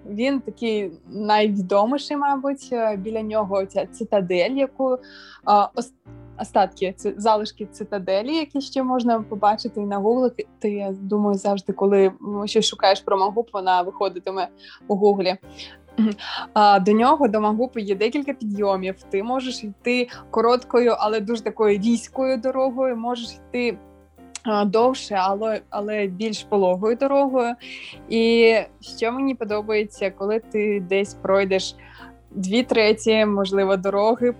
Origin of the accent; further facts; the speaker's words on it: Bakhchysarai, Crimea, Ukraine; Я сама народилася в Бахчисараї